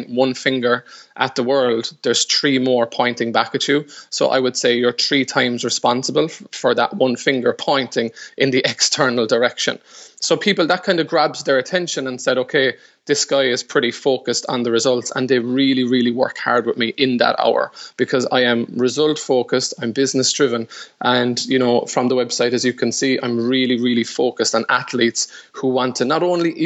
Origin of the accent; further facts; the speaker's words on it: Ireland; I would have had a very, very strong sporting background since the very early years in that chaotic Irish sport called hurling